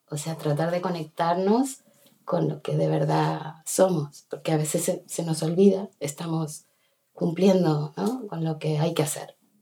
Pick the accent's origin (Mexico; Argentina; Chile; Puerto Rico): Argentina; Buenos Aires; moved away as an adult; now in Bustarviejo, Spain; nací en Buenos Aires y a lo, en un barrio central de, centro de Buenos Aires y llegué aquí, o sea, con, a los 26 años me, vine para aquí